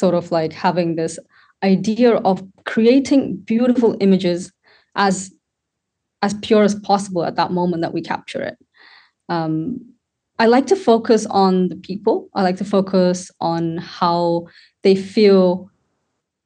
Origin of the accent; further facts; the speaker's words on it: Sri Lanka; now in United Kingdom; I was born in Sri Lanka and I was brought up there